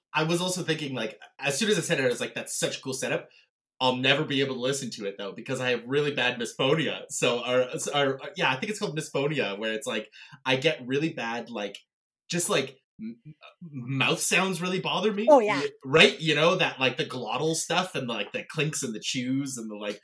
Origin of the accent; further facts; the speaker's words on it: Canada; I'm a Canadian theater actor